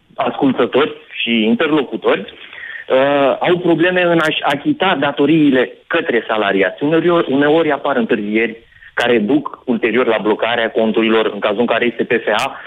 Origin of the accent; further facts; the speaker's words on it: Oltenia, Romania; sunt oltean